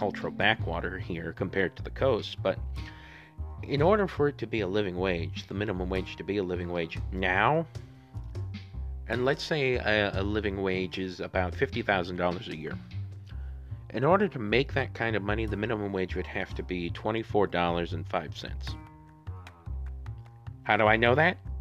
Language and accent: English; Missouri, United States; my home state of Missouri